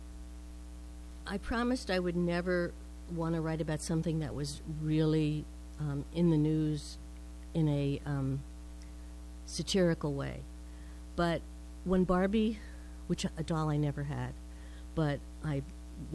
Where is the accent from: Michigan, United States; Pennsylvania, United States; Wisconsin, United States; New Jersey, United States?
New Jersey, United States; moved away as an adult; now in Vermont, United States; I was born in New Jersey, I grew up over my parents' clothing store